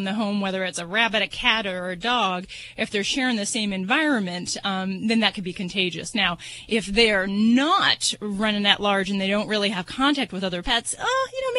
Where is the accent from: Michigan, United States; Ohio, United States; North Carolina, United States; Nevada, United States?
Nevada, United States; Las Vegas; I'm from Vegas